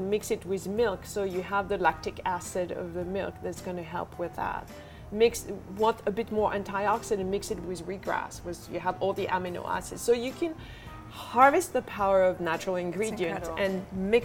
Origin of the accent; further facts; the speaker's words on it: France; moved away; I come from France